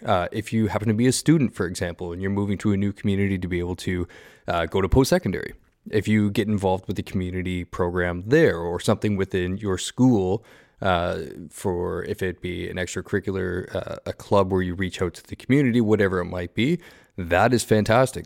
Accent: Southern Ontario, Canada; moved away; me growing up in Southern Ontario

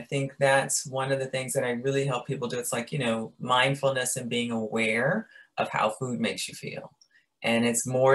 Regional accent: Chicago, Illinois, United States; I'm from Chicago, very meat and potatoes

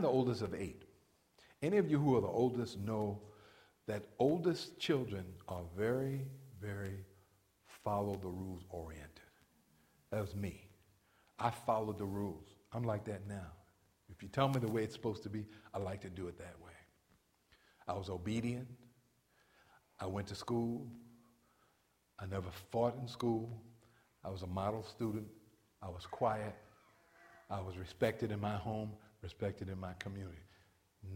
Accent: New York, United States; I'm an African-American male from New York. Growing up in New York as a man, as a black man

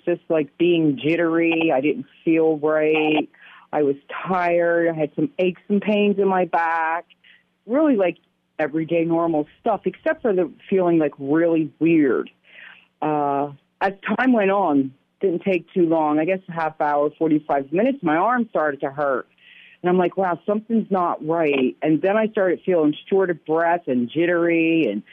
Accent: United States; I'm from Poughkeepsie, Pennsylvania

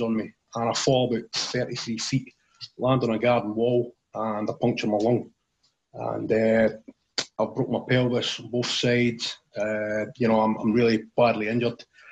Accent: Tillicoultry, Scotland, United Kingdom; also born or lived in Alloa; I grew up in a place called Tillicoutry in central Scotland. It's maybe about 10 miles from the city of Stirling.

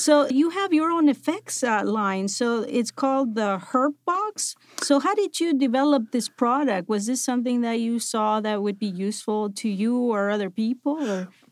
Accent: Buenos Aires, Argentina; moved away

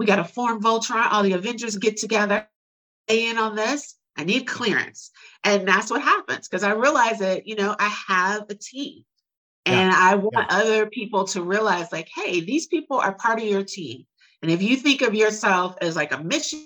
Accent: Chicago, Illinois, United States; moved away as an adult; now in Houston, United States; I grew up really poor in Chicago.

